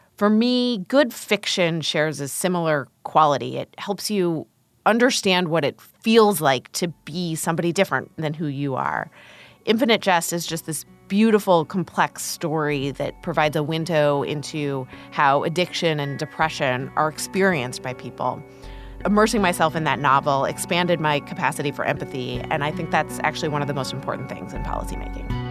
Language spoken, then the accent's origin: English; Columbus, Ohio, United States; moved away; I grew up in Columbus, Ohio, as the child of two molecular biologists.